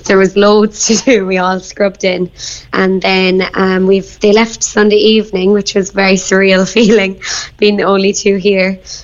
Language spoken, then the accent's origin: English; Bandon, Munster, Ireland; moved away as an adult; also born or lived in London; I'm from Bandon